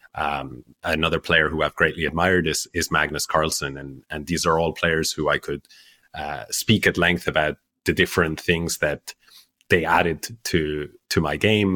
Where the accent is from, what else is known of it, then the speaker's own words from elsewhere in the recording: Ireland; also born or lived in Spain; I grew up in Ireland